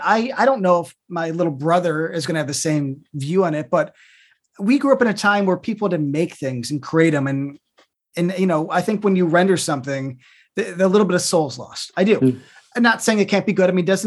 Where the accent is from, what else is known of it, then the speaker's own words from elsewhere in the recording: Chicago, Illinois, United States; since I grew up in the south suburbs of Chicago.